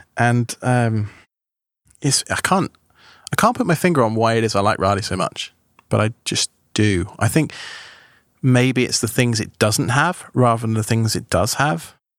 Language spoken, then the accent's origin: English; England, United Kingdom; accent: British; moved away as an adult; also born or lived in Long Island, New York, United States; now in United States; I'd lived in England all my life, so far as, apart from when I was age three. Uh, all my life, so far as I can, I went to school there, I went to university there